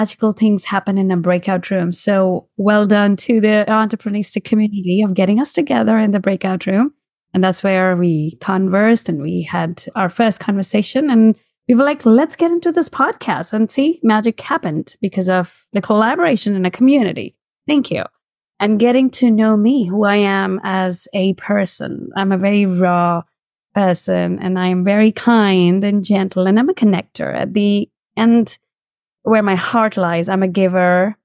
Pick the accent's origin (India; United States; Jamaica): India; moved away; I was born in India